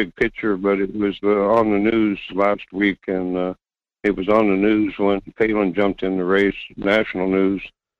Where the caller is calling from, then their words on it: North Pole, Alaska, United States; Yeah, this is … from North Pole.